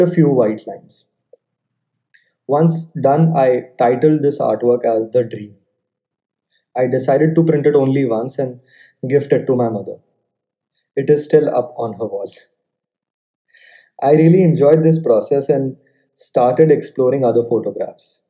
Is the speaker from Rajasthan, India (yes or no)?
yes; Jaipur, Rajasthan, India; now in New Delhi, India; I was born and brought up in Jaipur, Rajasthan